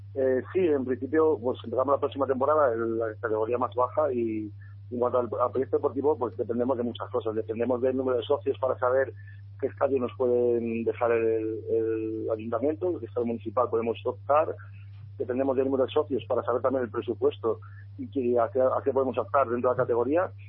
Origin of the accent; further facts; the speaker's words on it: Salamanca, Castile and León, Spain; es nuestra ciudad